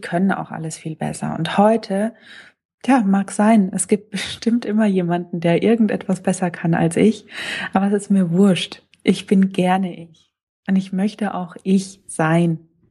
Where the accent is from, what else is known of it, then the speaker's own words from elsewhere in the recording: Lower Franconia, Bavaria, Germany; accent: Lower Franconian; ich komme gebürtig aus Unafranke